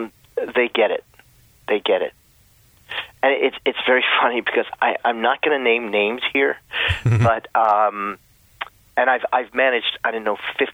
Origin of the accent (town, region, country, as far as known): Allentown, Pennsylvania, United States; born or raised there; moved away